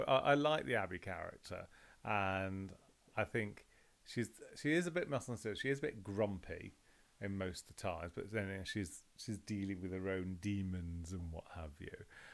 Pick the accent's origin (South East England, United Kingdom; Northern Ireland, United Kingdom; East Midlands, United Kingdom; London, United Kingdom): London, United Kingdom; I was brought up in London in the 70s